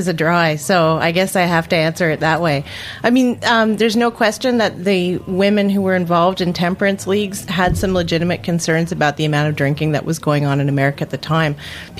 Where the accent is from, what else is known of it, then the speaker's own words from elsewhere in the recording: Canada; I'm actually Canadian